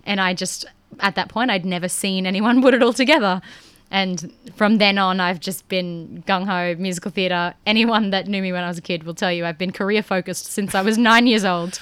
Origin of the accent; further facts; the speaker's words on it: Rockhampton, Queensland, Australia; I grew up in a regional town. I'm from Rockhampton